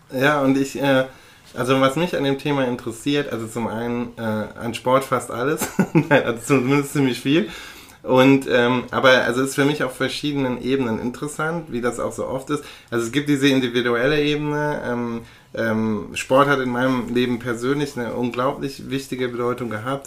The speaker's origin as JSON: {"language": "German", "town": "Aachen", "region": "North Rhine-Westphalia", "country": "Germany", "tie": "born or raised there", "moved": "yes", "said": "in meiner Geburtsstadt bin, nämlich in Aachen."}